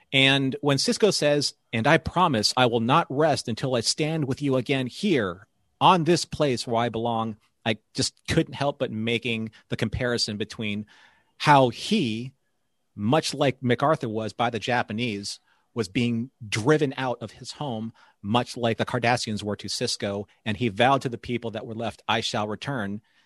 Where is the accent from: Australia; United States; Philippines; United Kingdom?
Philippines; I'm Filipino